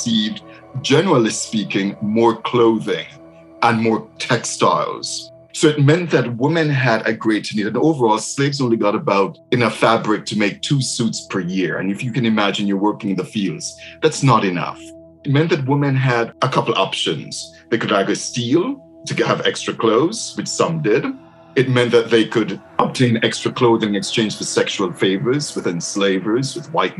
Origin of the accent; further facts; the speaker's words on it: Jamaica; now in Michigan, United States; growing up in Jamaica